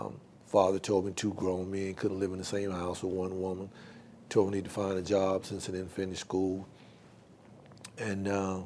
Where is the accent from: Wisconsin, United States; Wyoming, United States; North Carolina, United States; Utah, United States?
North Carolina, United States; Winston-Salem; I'm originally from Winston-Salem. I was born and raised in Winston-Salem. Spent my first several years growing up here and born in Happy Hill Garden, raised in East Winston. Graduated from North Forsyth High School in 1979